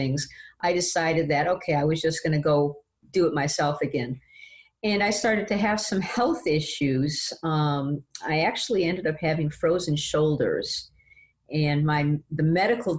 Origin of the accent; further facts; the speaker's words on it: Detroit, Michigan, United States; moved away as an adult; now in Ottsville, United States; I am a Michigan girl, born and raised in Detroit.